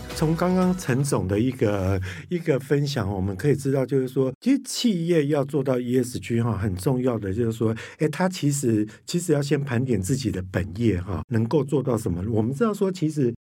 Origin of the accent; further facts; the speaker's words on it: Kaohsiung, Taiwan; 刚刚提到说寿山动物园，我跟你讲到我的故乡欸